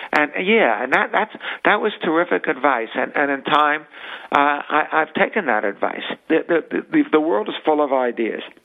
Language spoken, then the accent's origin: English; New York City, New York, United States; We grew up in the Bronx